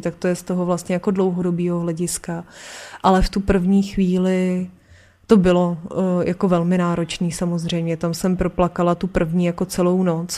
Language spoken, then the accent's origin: Czech; Aš, Karlovy Vary Region, Czechia; also born or lived in Příchovice; my jsme byli z Aše